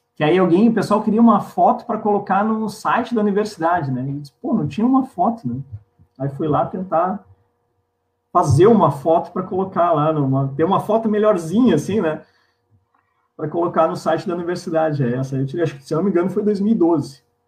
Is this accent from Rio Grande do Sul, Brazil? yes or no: yes; Pelotas, Rio Grande do Sul, Brazil; eu sou nascido em Pelotas, pelotense